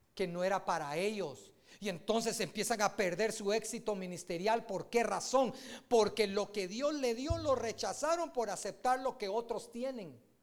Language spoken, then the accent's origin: Spanish; Guatemala; uno como guatemalteco